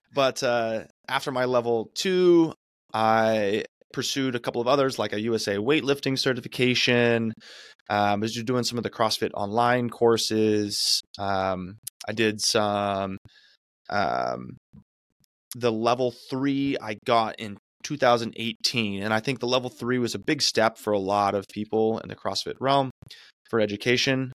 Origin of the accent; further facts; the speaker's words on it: Arizona, United States; now in California, United States; I'm from Arizona